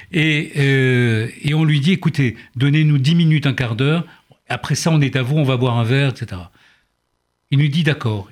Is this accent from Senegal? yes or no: no; Oran, Oran Province, Algeria; moved away; also born or lived in Lille; je suis d'Oran d'Algérie